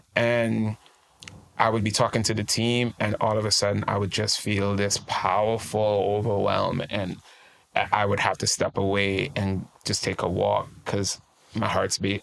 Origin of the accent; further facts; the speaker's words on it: Trinidad & Tobago; moved away as an adult; now in United States; I'm originally from Trinidad and Tobago, a beautiful country. We like to call it the twin island in the sun. Um, uh, born and raised, and I moved to the US uh, right when I turned about 21.